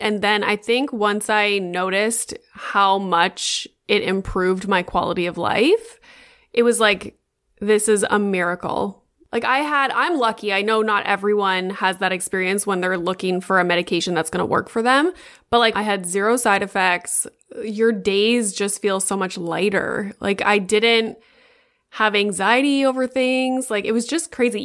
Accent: Sudbury, Ontario, Canada; moved away as an adult; also born or lived in Boca Raton, Florida; now in Toronto, Canada; the university in my hometown in Sudbury

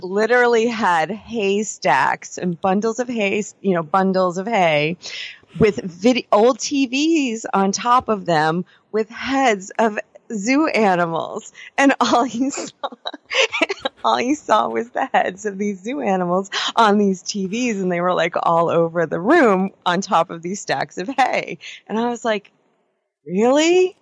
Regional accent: Stony Brook, New York, United States; moved away as an adult; now in California, United States; growing up in New York, particularly on Long Island, I'm from out in Stony Brook area.

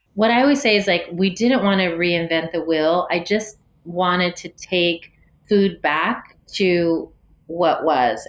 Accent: San Jose, California, United States; I was born and raised here in San Jose.

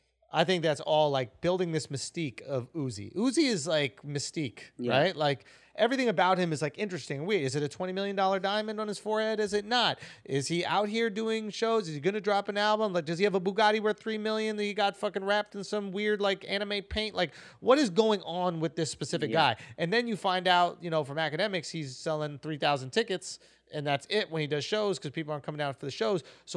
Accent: Atlanta, Georgia, United States; I'm from Atlanta. I don't got no tattoos.

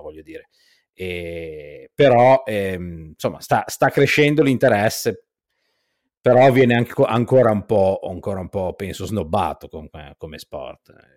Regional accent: Genoa, Liguria, Italy; moved away as an adult; now in Toronto, Canada; sono di, di, Genova, di Genua

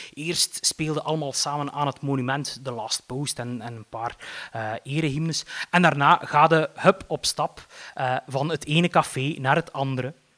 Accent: Eeklo, Flanders, Belgium; ik ben opgegroeid in Eeklo.

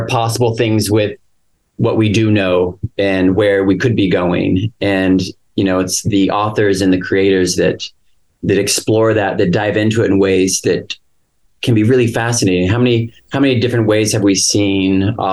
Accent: the Northwest, Pacific Northwest, United States; I grew up in the Northwest and my background is in family medicine

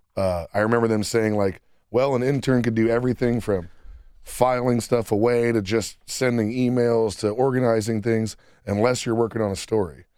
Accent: Sidney, Ohio, United States; my hometown paper whenever which I was, came home. Which was Sydney Daily News in Shelby County.

